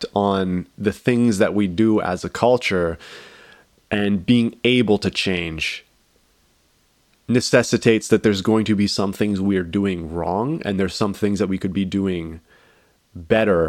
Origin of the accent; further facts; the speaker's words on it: Canada; as a Canadian